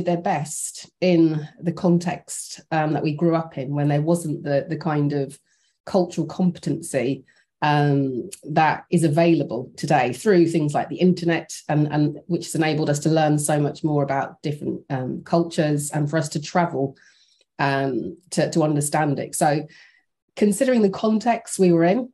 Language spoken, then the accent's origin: English; Birmingham, West Midlands, United Kingdom; born and raised in Birmingham, England.